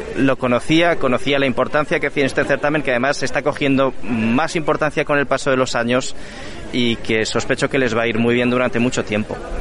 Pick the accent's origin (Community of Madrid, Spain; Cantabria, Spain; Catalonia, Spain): Cantabria, Spain; yo vengo de Cantabria